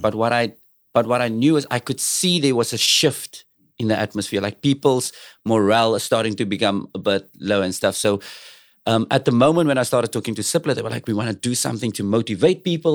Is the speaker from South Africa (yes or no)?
yes; Cape Town, Western Cape, South Africa; I'm from South Africa